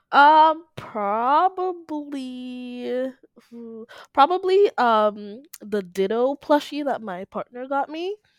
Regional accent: Dominica; I'm from the Commonwealth of Dominica, not Dominican Republic, um, in the Caribbean.

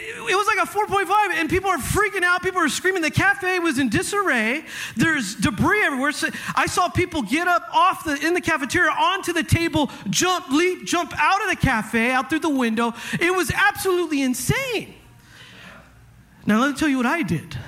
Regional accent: Northern California, United States; moved away; I grew up in California. I'm used to this. Okay. I've gone through some heavy earthquakes in my life. All right, I'm from up north.

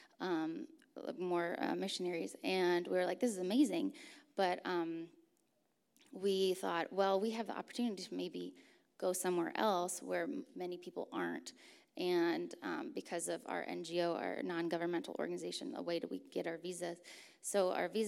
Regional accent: Turkey; I grew up in Turkey, actually, so I grew up with actually quite a few earthquakes

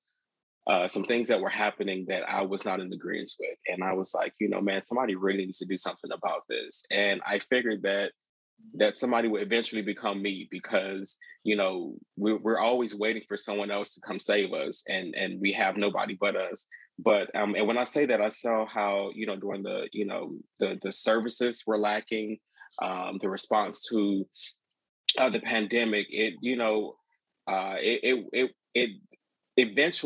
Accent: Miami, Florida, United States; moved away as an adult; now in Prince George's County, Maryland, United States; I grew up in Miami, Florida

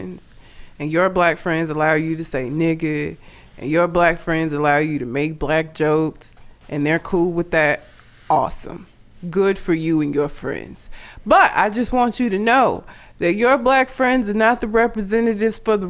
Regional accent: Sylacauga, Alabama, United States; also born or lived in Talladega, Alabama; I'm from Talladega in Sylacauga, Alabama

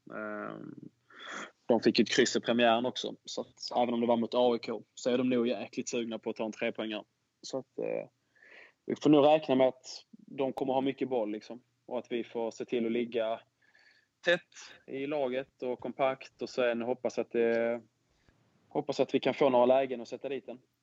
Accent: Skåne, Sweden; Jag som är skåning

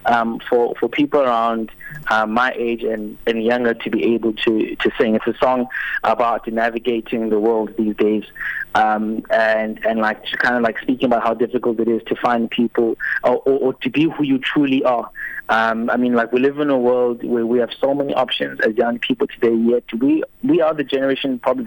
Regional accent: Uitenhage, Eastern Cape, South Africa; also born or lived in Port Elizabeth (Gqeberha); now in Gqeberha, South Africa; I was born in Uitenhage, a town just outside of Port Elizabeth, which is now Eqeberha.

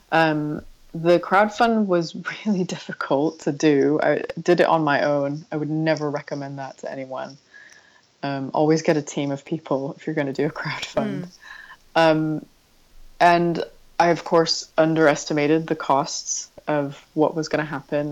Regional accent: San Diego, California, United States; moved away as an adult; also born or lived in Berkeley, California; now in London, United Kingdom; I grew up in San Diego, in California

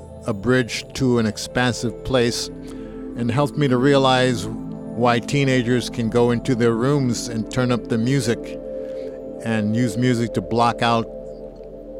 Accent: New Jersey, United States; also born or lived in Philadelphia; I grew up mostly in New Jersey. I was in Philadelphia about 2 years, my first 2 years of life on the planet.

